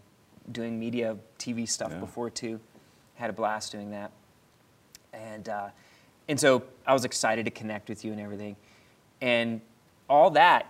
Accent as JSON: {"language": "English", "town": "Philadelphia", "region": "Pennsylvania", "country": "United States", "tie": "born or raised there", "lives_now": "Pittsburgh, United States", "said": "just being a black man growing up in Philadelphia, in the inner city, to being here in Pittsburgh now."}